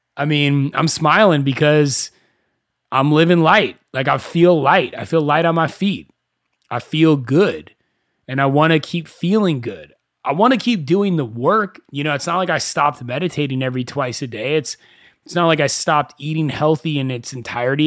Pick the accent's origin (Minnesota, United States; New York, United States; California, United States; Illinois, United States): California, United States; Thousand Oaks; I grew up in Thousand Oaks